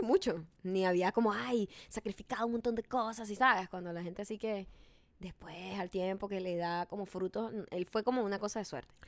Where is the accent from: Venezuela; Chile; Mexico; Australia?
Venezuela; moved away; De Venezuela